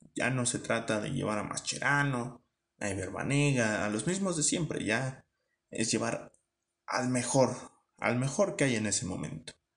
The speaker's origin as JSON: {"language": "Spanish", "country": "Mexico", "said": "ya no hablo tanto como mexicano"}